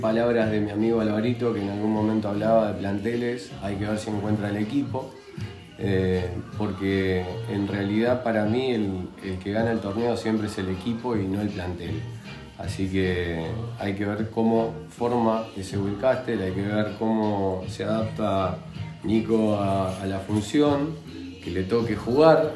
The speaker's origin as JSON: {"language": "Spanish", "country": "Uruguay", "said": "que somos uruguayos"}